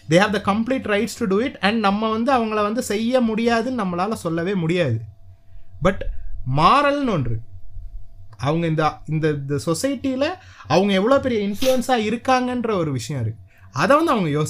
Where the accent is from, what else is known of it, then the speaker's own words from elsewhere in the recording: Sri Lanka; நான் ஸ்ரீலங்காக்காரன் அப்படிதான் சம்மந்தம் இல்லாம பேசுவேன் நான் ஸ்ரீலங்கன்